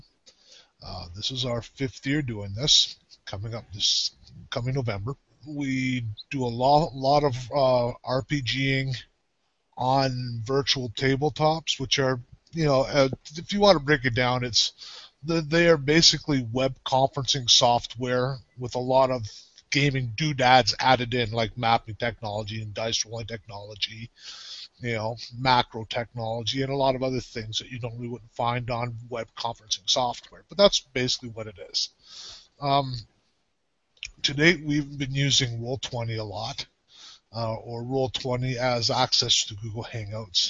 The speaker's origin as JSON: {"language": "English", "country": "Canada", "said": "I am from Canada"}